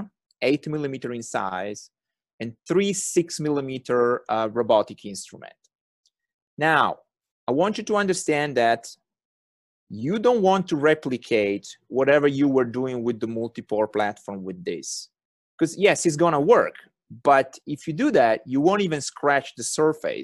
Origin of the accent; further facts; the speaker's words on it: Turin, Piedmont, Italy; accent: thick Italian; English is a second language; moved away; I was born and raised in Torino, which is a nice city in the northwestern part of the country